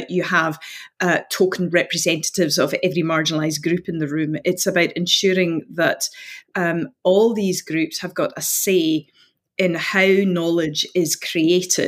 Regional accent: Outer Hebrides, Scotland, United Kingdom; now in Glasgow, United Kingdom; I'm from the Outer Hebrides, so I'm from the Gaeltacht.

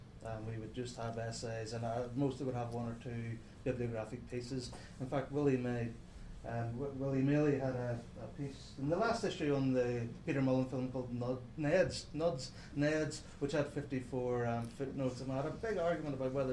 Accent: Ireland; I mean, I'm an Irish poet, so just, you know, Ireland is going to be on the radar.

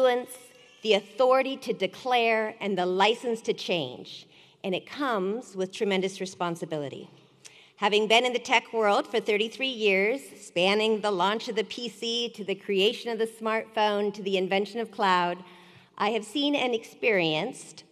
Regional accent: Sacramento, California, United States; I grew up in Sacramento, just down the road

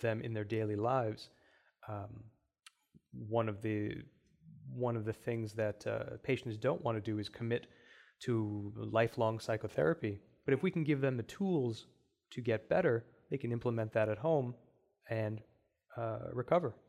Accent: India; now in Cleveland, United States; as an Indian

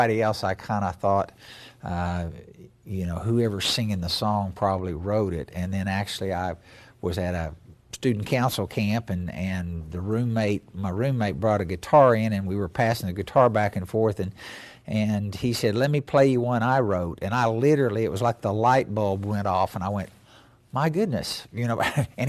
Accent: Grove, Oklahoma, United States; I was raised in Grove, Oklahoma, on Grand Lake. My mother and father were both teachers there, and grew up on the farm that my mother was born in, that my granddad homesteaded when it was still Indian Territory

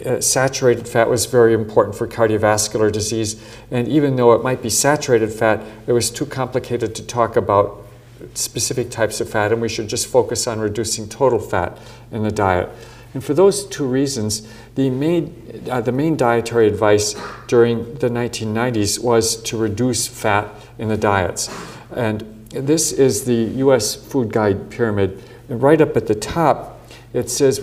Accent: Midwest, United States; growing up in the Midwest in the United States

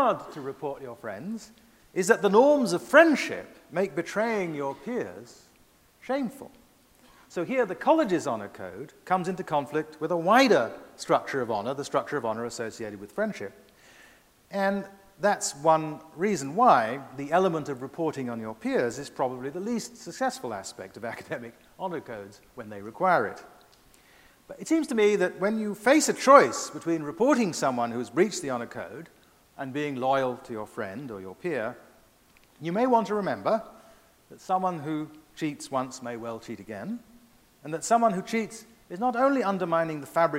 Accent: United States; as an American myself

